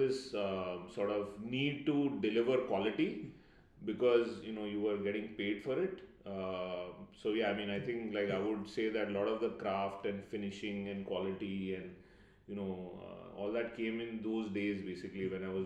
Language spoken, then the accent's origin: English; Mumbai, Maharashtra, India; I grew up in Bombay.